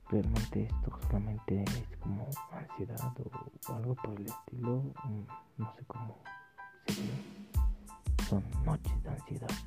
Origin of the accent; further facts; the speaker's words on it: Mexico; nosotros los mexicanos, y me incluyo, porque pues nací aquí en México